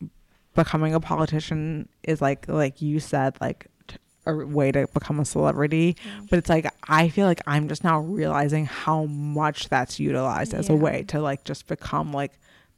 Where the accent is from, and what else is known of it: United States